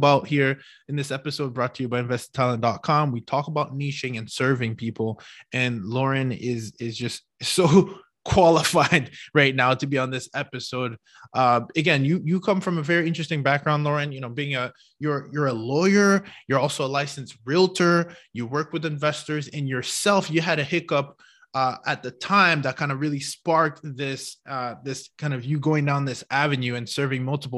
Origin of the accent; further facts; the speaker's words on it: Canada; now in United States; I'm a Canadian here in the US